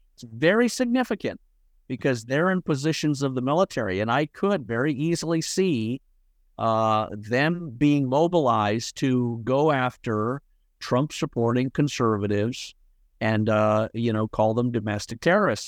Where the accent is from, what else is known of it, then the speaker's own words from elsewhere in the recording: Scotland, United Kingdom; When I was born in Scotland with Scottish family